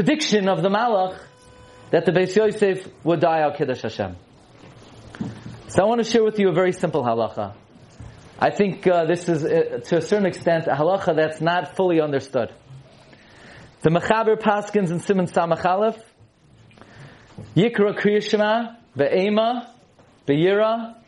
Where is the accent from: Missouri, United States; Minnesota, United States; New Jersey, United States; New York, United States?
New York, United States; New York City; I grew up in Brooklyn